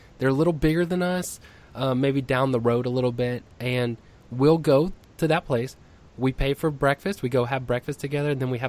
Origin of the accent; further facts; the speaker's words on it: Texas, United States; I'm from Texas